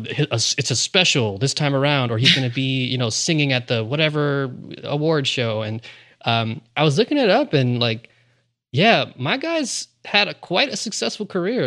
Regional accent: New York City, New York, United States; also born or lived in Long Island; I grew up here in New York, mm-hmm. where mm-hmm. I mean, especially as a kid in Queens

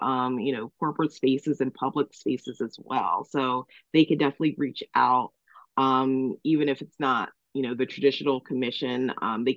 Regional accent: Delaware, United States; also born or lived in Cape May, New Jersey; now in Cape May County, New Jersey, United States; I was born in Cape May. At 3, I moved to Delaware, where I was raised, but I always returned each summer

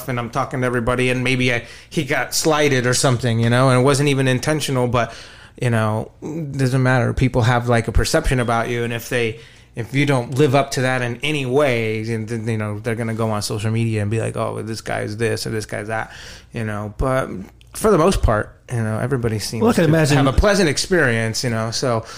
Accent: San Antonio, Texas, United States; also born or lived in Dallas / Los Angeles; I grew up here, I grew up in Texas, and I was living in San Antonio, and then I had just moved to Dallas.

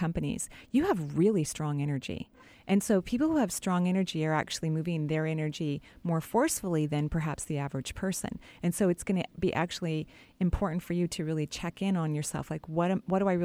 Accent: Bellevue, Washington, United States; I grew up in Bellevue. I went to Sammamish High School

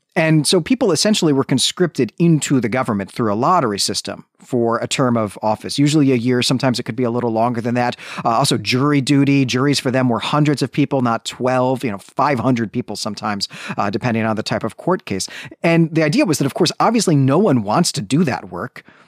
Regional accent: Illinois, United States; in my high school, growing up in Illinois

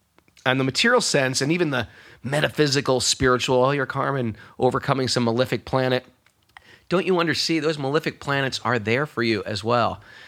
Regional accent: New York, United States; I'm a New Yorker, so I'm a cynical.

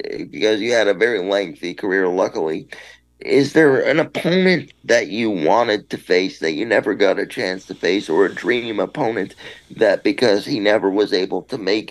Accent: Toronto, Ontario, Canada; We're in my hometown.

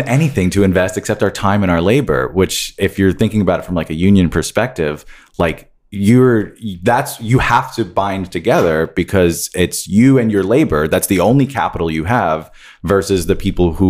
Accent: New York, United States; now in Florida, United States; I'm from New York.

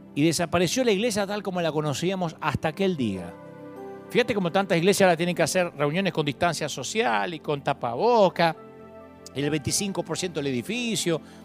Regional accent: Billinghurst, Buenos Aires Province, Argentina; Yo sé de dónde vengo, yo vengo de Billinghurst

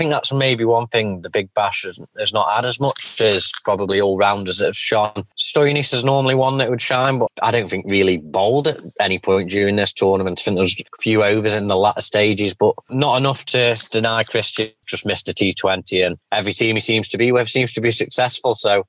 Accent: England, United Kingdom; I would like to say Vince, just being the Englishman

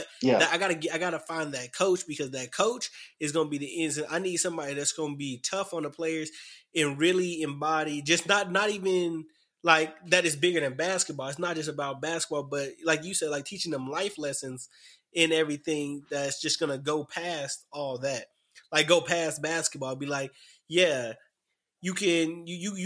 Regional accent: Dallas, Texas, United States; moved away; I came from Dallas.

